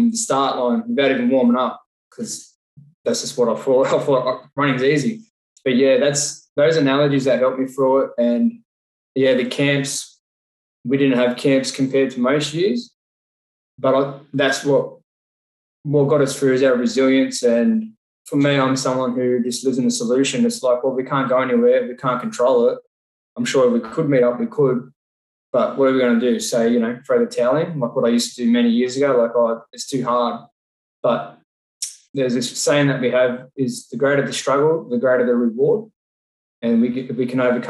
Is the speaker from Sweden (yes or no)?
no; Colleton, New South Wales, Australia; also born or lived in North St Marys; So I grew up in North St. Mary's, mum, dad, and my sister. And then we moved to Colleton when I think I was about 7 or 8.